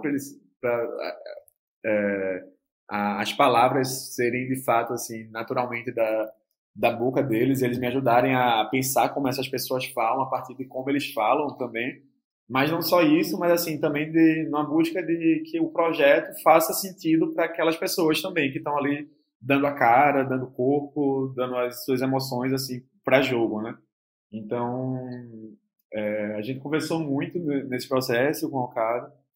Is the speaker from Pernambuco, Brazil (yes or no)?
yes; Olinda, Pernambuco, Brazil; E é o bairro onde eu cresci também. É, eu passei a minha infância, adolescência toda, ali nessa periferia de Olinda, entre Rio Doce e Jardim Atlântico